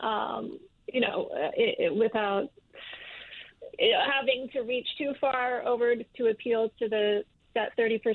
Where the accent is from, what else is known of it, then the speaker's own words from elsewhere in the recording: Michigan, United States; I'm from Michigan